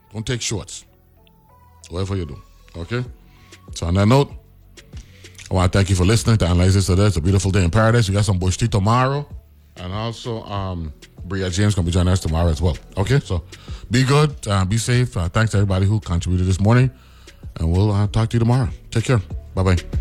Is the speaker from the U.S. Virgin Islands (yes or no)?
yes; U.S. Virgin Islands; I'm from the Virgin Islands